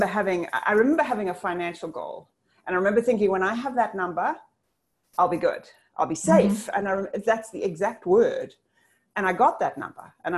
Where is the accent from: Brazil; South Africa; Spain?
South Africa; moved away; I'm South African originally